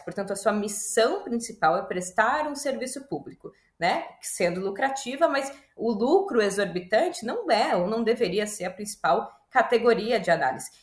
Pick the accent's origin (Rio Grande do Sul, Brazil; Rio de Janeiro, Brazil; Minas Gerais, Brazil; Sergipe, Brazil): Rio Grande do Sul, Brazil; Porto Alegre; moved away as an adult; now in São Paulo, Brazil; Eu já moro há 10 anos em São Paulo, mas eu sou de Porto Alegre